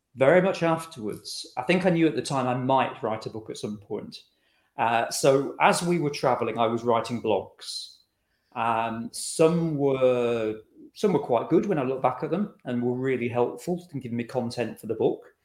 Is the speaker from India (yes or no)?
no; Scotland, United Kingdom; We're from Scotland